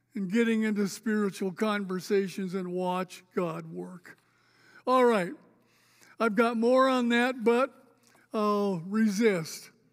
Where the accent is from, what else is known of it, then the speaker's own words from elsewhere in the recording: Spokane, Washington, United States; moved away as an adult; also born or lived in Oregon; I grew up here, by the way. I was a North Central Indian